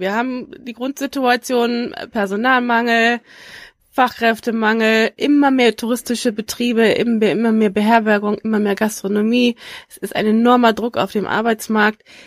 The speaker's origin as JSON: {"language": "German", "region": "Schleswig-Holstein", "country": "Germany", "tie": "born or raised there", "said": "ich komme aus Schleswig-Holstein"}